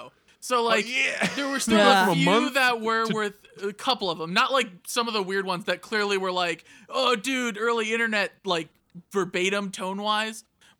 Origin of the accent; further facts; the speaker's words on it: Midwest, United States; I grew up in the Midwest, man. Poor in the Midwest.